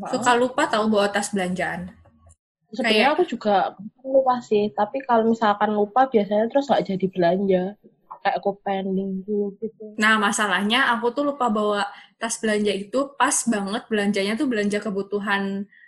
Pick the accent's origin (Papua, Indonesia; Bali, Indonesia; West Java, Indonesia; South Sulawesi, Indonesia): Bali, Indonesia; Kita orang Bali hanya bergantung ke pariwisata, terus pariwisatanya hilang, kita terpukul lagi.